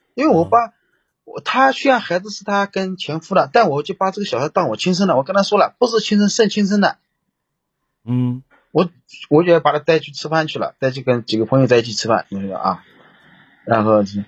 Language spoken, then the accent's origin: Chinese; Jiangsu, China; moved away; 我老家也有房子， 我老家买了房子，你知道， 我老家是江苏的。啊。啊，我江苏买了房子